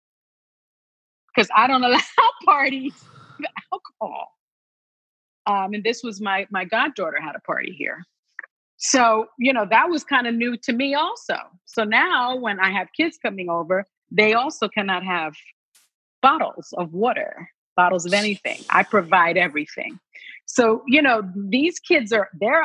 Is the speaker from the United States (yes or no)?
yes; New York City, New York, United States; I grew up in the South Bronx.